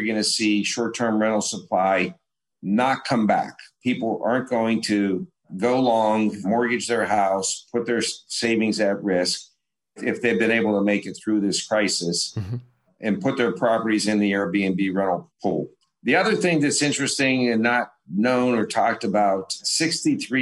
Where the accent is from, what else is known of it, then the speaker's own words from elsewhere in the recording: Pittsburgh, Pennsylvania, United States; I grew up in Pittsburgh